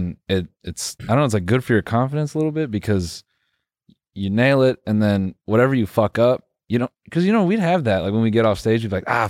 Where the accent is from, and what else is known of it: Benson, North Carolina, United States